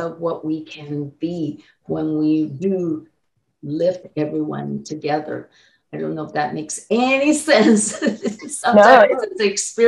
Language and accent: English; Taiwan; now in United States; I was born in Taiwan as a Chinese